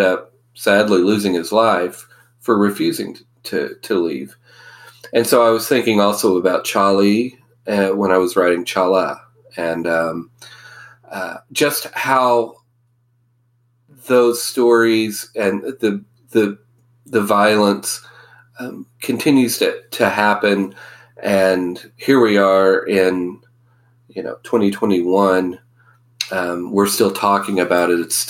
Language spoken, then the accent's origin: English; Oklahoma, United States; I grew up in Oklahoma